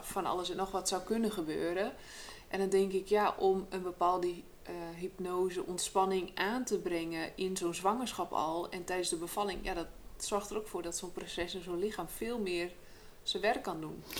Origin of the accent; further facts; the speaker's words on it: Friesland, Netherlands; ik kom natuurlijk uit Friesland